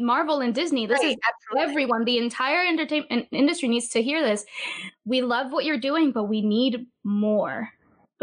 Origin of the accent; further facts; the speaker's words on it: Puerto Rico; I'm from Puerto Rico